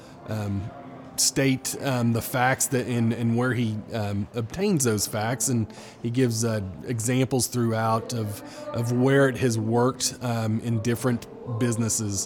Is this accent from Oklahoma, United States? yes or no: yes; Tulsa, Oklahoma, United States; I am from Tulsa, Oklahoma, and I'm with Farmers Insurance